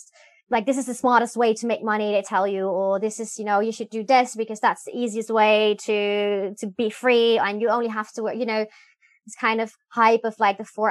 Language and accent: English; Netherlands; moved away as an adult; also born or lived in Belgium; now in Hanoi, Vietnam; I'm originally from the Netherlands, but I haven't been living there in a really long time. I moved to Belgium when I was 18.